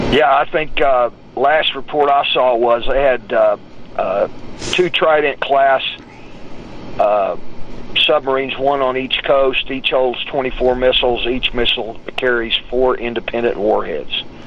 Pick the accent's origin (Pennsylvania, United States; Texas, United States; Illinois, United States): Texas, United States; Odessa; moved away; also born or lived in Tulsa, Oklahoma; I'm from Odessa, Texas, where all you do is fight until you're old enough to drink